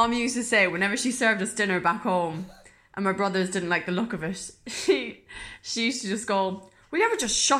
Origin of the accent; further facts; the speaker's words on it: Midleton, Munster, Ireland; now in London, United Kingdom; Woo. I'm originally from Middleton in Cork.